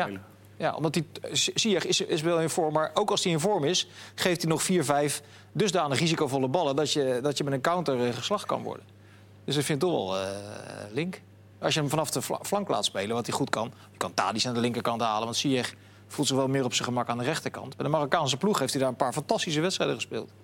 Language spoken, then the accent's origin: Dutch; Netherlands; wij als Nederlanders